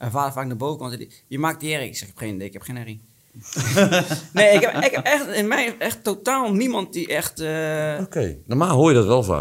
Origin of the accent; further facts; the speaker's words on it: Sri Lanka; now in Netherlands; ik woon 28 jaar in Nederland. Mhm. Ik kom uit Sri Lanka maar we zijn gewoon blank.